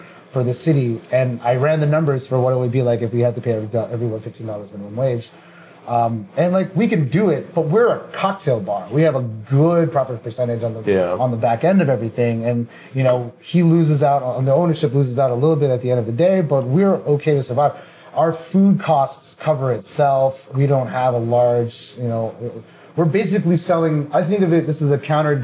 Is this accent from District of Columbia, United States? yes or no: yes; Washington, District of Columbia, United States; also born or lived in Fairfax, Virginia; I was born in Washington DC